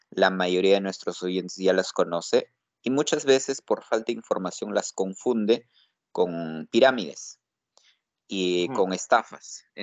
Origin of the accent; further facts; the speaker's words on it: Huaraz, Ancash, Peru; Yo vengo de la ciudad de Huaraz y me preparé mucho, me esforcé mucho para estudiar